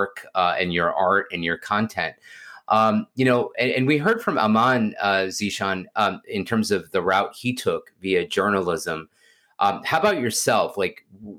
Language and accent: English; Houston, Texas, United States; I grew up in Houston